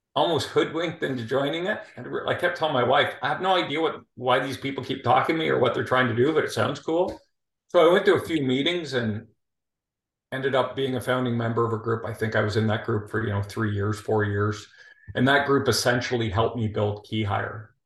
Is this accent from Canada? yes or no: yes; Toronto, Ontario, Canada; moved away as an adult; also born or lived in Calgary, Alberta, Canada; now in Houston, United States; I'm originally from Toronto.